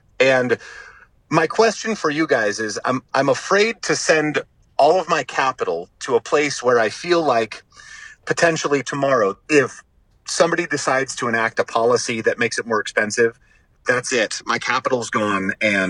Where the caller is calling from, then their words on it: California, United States; Smack dab in the center of California.